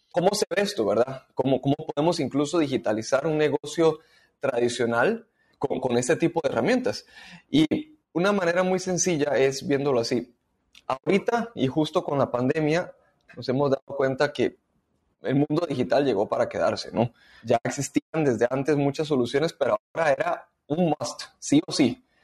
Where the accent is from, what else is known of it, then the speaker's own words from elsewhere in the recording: Costa Rica; moved away as an adult; now in Panama; soy costarricense, pero en el 2012 vine a vivir a Panamá